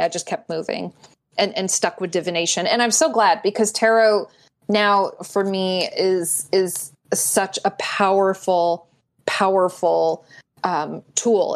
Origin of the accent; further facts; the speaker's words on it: Glastonbury, Connecticut, United States; I grew up in Glastonbury, Connecticut